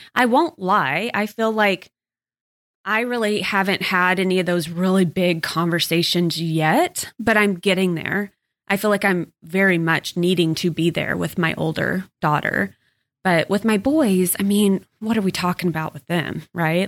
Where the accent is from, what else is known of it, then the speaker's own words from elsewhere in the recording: Texas, United States; growing up in Texas